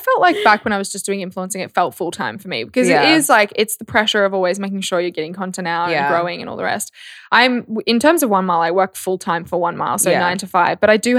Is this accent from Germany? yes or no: no; Australia; I'm an Aussie girl through and through.